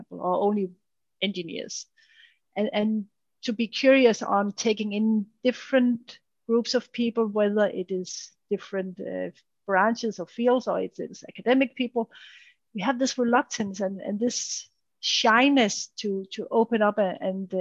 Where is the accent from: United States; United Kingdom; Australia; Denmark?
Denmark; the background I'm from and from the country I'm from and from the Danish mentality